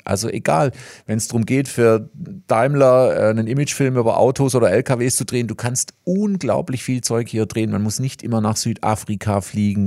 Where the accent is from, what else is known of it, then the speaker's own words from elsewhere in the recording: Reutlingen, Baden-Württemberg, Germany; accent: Swabian; hier in Reutlingen